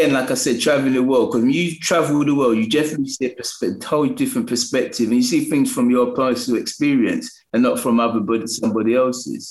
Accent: London, United Kingdom; I'm from New Cross

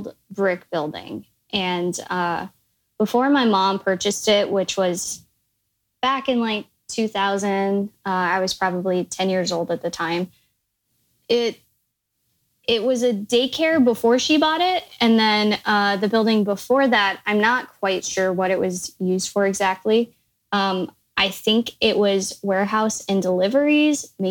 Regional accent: Midwest, United States; now in San Francisco Bay Area, United States; I'm originally from the Midwest

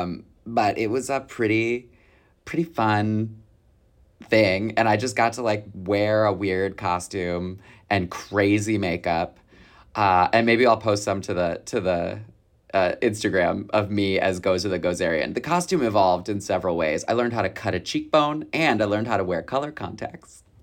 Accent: Michigan, United States; I'm from Michigan

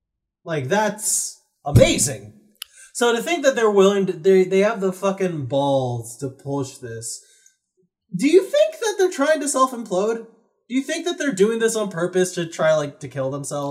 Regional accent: United States; we don't have that in America.

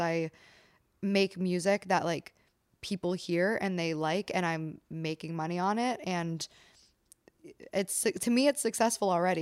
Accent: Pennsylvania, United States; moved away; I'm from Pennsylvania, same vibe

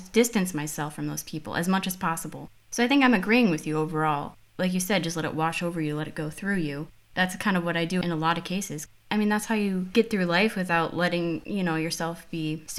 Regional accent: Midwest, United States; accent: Midwestern; My accent is still very much Midwestern, but I think it's changed a lot since I moved out of the Midwest U.S.

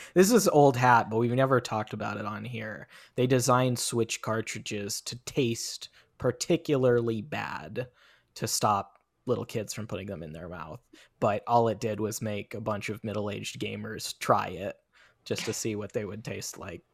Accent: Federal Way, Washington, United States; my hometown of Federal Way, Washington

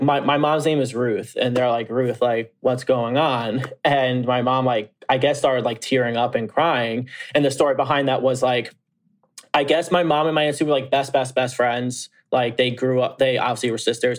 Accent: Long Island, New York, United States; I grew up on Long Island

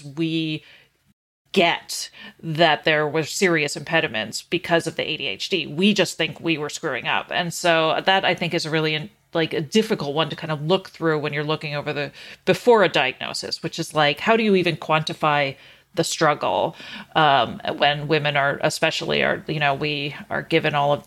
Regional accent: Canada; I was raised in Canada

